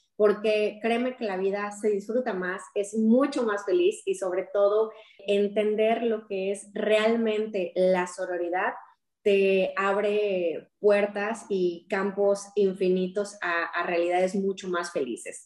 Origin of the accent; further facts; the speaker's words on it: Querétaro, Mexico; moved away as an adult; Soy originaria del estado de Querétaro